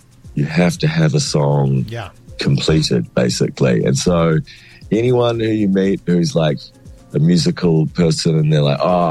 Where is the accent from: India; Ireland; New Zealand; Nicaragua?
New Zealand; Wellington; moved away as an adult; now in Melbourne, Australia; I grew up in Wellington. I went to Melbourne when I was 20